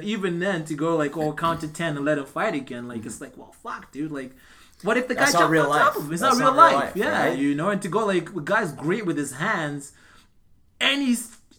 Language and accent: English; Canada; But I mean, as Canadian fighters, we don't have big records.